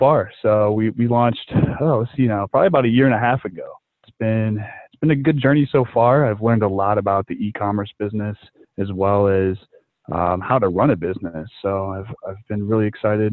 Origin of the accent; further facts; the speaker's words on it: Mentor, Ohio, United States; I'm from Mentor, Ohio